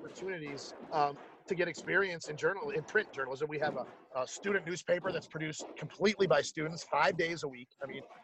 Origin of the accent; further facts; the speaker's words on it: Chicago, Illinois, United States; also born or lived in Athens, Ohio / Corning, New York; now in Green Bay, United States; I grew up in Chicago.